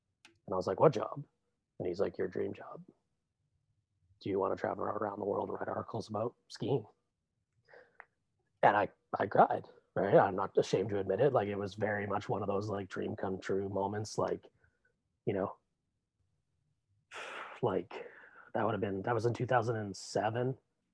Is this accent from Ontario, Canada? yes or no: no; Rossland, British Columbia, Canada; And I grew up in Rosslyn, British Columbia, Red Mountain